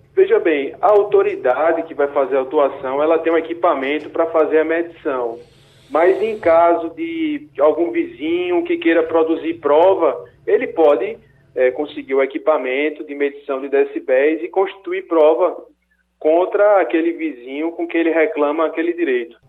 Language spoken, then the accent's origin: Portuguese; Brazil; enquanto brasileiro